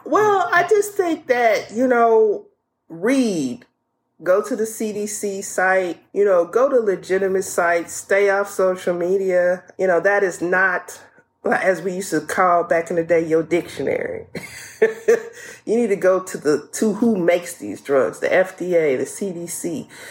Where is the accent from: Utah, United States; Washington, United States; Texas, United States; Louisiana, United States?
Louisiana, United States; New Orleans; I'm from New Orleans.